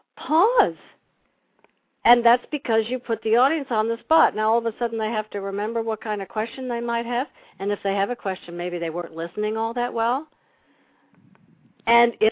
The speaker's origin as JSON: {"language": "English", "area": "Long Island", "region": "New York", "country": "United States", "tie": "born or raised there", "said": "I grew up in Long Island"}